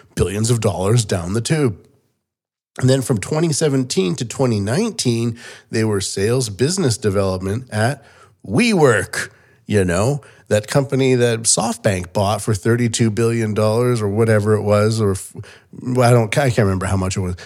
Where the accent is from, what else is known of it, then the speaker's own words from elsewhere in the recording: Canada; moved away as an adult; now in Japan; Canada where I'm from